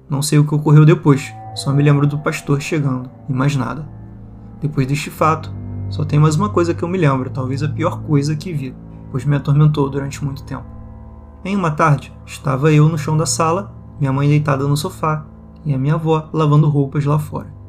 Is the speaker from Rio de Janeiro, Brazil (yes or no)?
no; São José dos Campos, São Paulo, Brazil; Quando fiz sete anos de idade, minha mãe faleceu então voltei para minha cidade natal, onde eu nasci, em São José dos Campos, São Paulo, onde moramos quando meu pai era vivo.